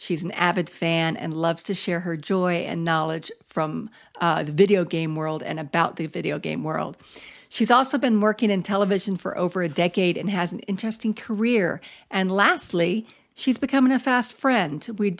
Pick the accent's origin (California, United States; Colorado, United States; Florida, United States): Florida, United States; A, we're in a drought. B, I'm from Florida and I miss the rain.